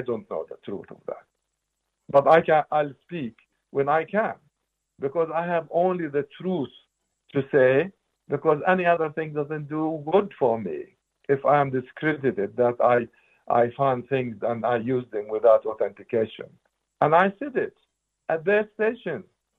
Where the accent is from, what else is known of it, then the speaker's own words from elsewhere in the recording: Jenin, West Bank, Palestine; moved away; I am from Jenin